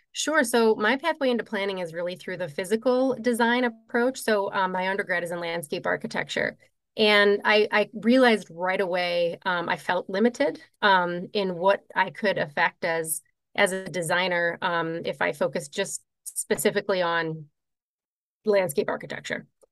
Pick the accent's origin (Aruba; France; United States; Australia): United States; Midwest; moved away as an adult; also born or lived in Colorado; I was raised in the Midwest